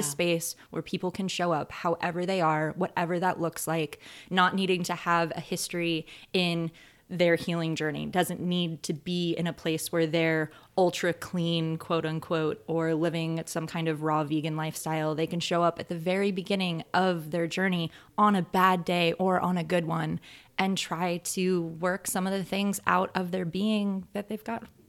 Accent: North Georgia, United States; moved away as an adult; now in Arcata, United States; southern town in Georgia that I grew up

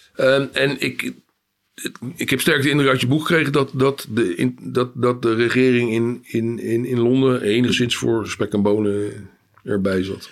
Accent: Amsterdam, North Holland, Netherlands; als Amsterdammer

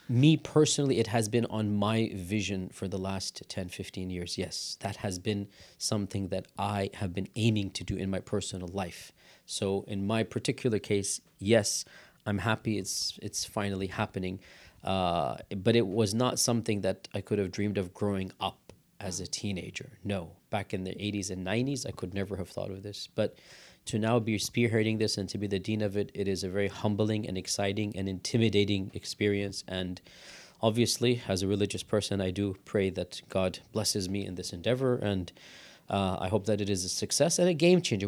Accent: United States; we're born and raised in America, then we go study abroad, then we come back.

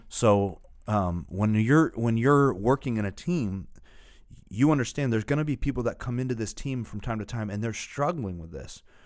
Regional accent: Northeast, United States; we're from the Northeast

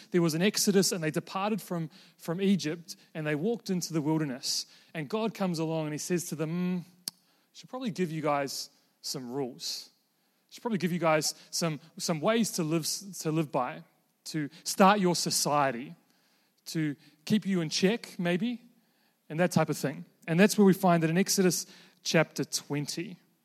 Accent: New Zealand; moved away as an adult; also born or lived in Invercargill, New Zealand / Queenstown, New Zealand; now in Melbourne, Australia; I'm currently a, a Kiwi living in Melbourne

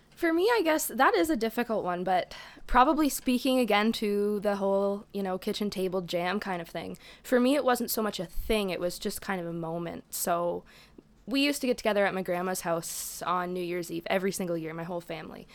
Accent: Lakefield, Ontario, Canada; born and raised in Peterborough, um, outside of Peterborough, actually, Lakefield

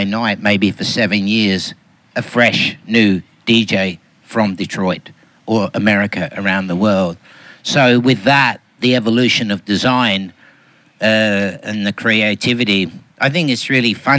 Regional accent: Melbourne, Victoria, Australia; I'm from Melbourne

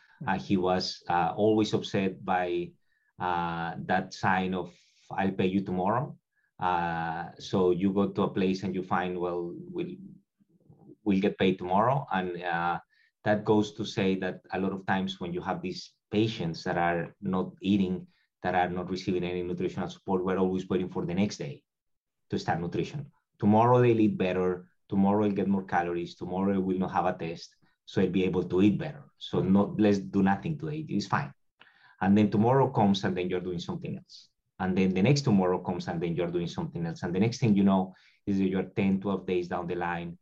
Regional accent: Colombia; moved away as an adult; now in Tampa, United States; I'm originally from Colombia

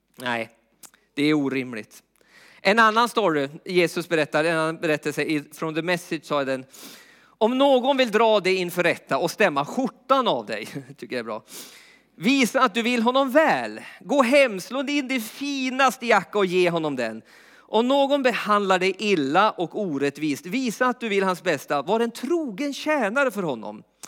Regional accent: Jämtland, Sweden; uppe i Jämtland där jag är uppvuxen

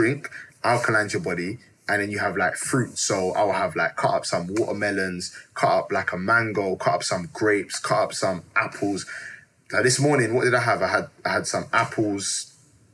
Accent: Jamaica; growing up in Jamaica, when they make CMOS, they put like condensed milk in it.

